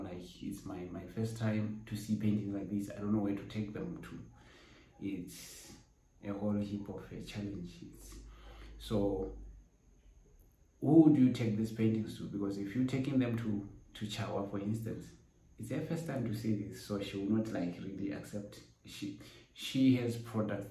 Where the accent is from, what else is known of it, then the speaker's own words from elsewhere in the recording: Botswana; I am a Botswana painter, born and bred in Botswana